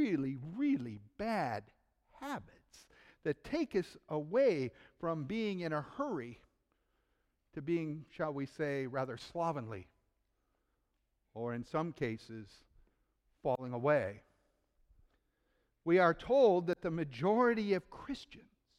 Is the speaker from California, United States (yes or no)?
no; Cleveland, Ohio, United States; in Cleveland, Ohio, my hometown